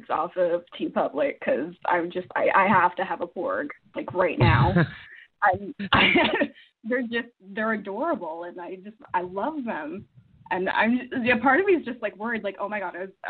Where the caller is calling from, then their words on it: Edmonton, Alberta, Canada; I'm calling from Edmonton, Canada